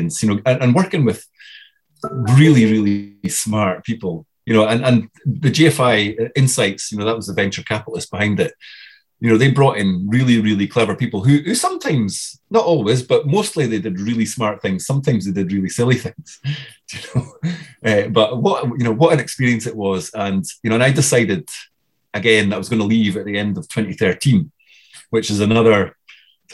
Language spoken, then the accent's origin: English; Dundee, Scotland, United Kingdom; I was this guy from Dundee